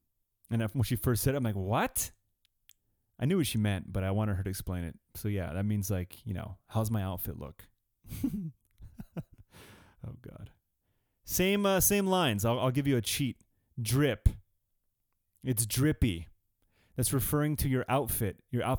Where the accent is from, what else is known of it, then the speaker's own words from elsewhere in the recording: California, United States; all that shit we grew up with in California, anyway.